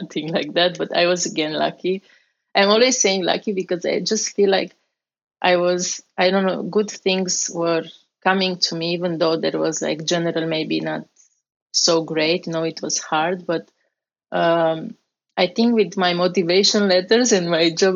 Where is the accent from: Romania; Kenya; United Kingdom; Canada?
Romania; English is a second language; moved away as an adult; also born or lived in Strasbourg, France; now in United States; I came from Romania with an exchange program